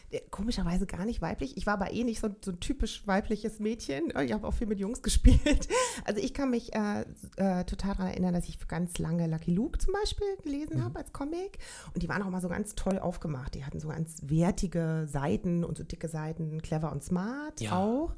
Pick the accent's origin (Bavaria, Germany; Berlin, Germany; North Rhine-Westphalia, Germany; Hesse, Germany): Berlin, Germany; ich bin 1971 geboren in Berlin-Charlottenburg.